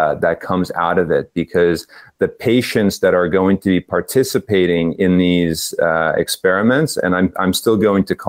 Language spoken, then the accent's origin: English; East Coast of the US, United States; accent: East Coast; moved away as an adult; also born or lived in Spain; now in Netherlands; my East Coast accent